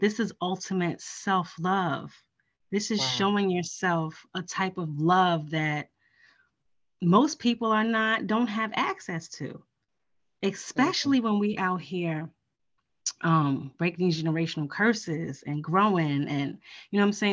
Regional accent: New York, United States; I'm from New York.

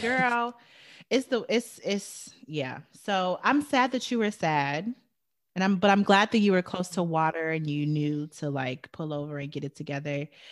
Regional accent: Chicago, Illinois, United States; moved away; I came from Chicago

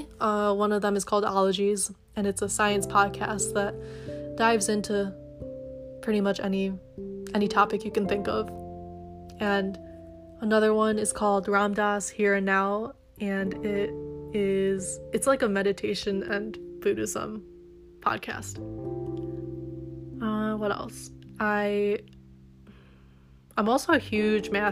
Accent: Detroit, Michigan, United States; also born or lived in Kalamazoo, Michigan; I'm originally from the Metro Detroit area

